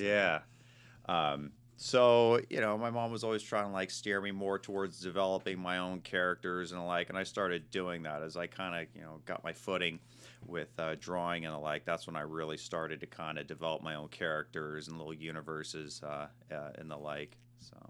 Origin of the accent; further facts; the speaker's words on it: Marin County, California, United States; moved away; I was born and raised in Marin County, uh, which is just north of the Golden Gate